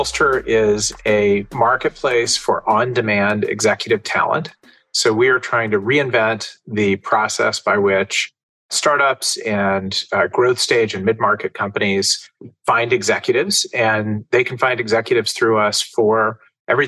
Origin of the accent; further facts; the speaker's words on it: Southern California, United States; now in Westchester County, United States; I grew up in Southern California